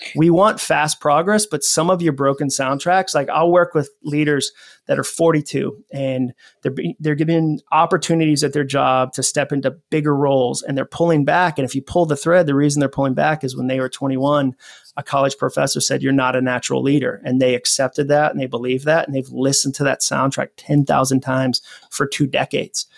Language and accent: English; Massachusetts, United States; also born or lived in Atlanta; now in Nashville, United States; I grew up in Massachusetts